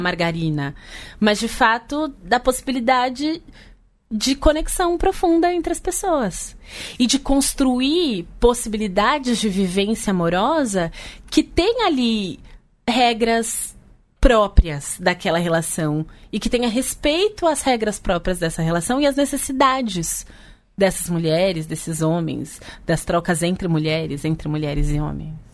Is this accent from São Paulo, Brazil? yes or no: yes; São Paulo, Brazil; Eu cresci na periferia de São Paulo, na Zona Norte